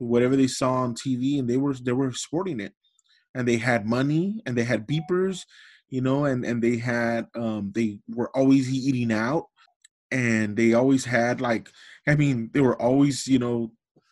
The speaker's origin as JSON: {"language": "English", "town": "Los Angeles", "region": "California", "country": "United States", "tie": "born or raised there", "said": "I grew up in Los Angeles in the projects."}